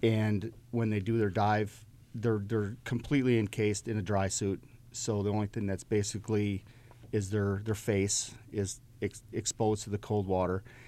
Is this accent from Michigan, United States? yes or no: yes; Upper Peninsula of Michigan, United States; now in Virginia Beach, United States; I grew up in the Great Lakes, uh, in the Upper Peninsula of Michigan